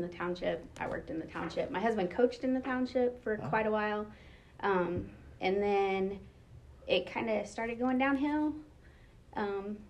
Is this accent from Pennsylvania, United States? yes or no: no; Mooresville, Indiana, United States; I grew up in Mooresville, Indiana, and went to Paul Hadley Middle School and Mooresville High School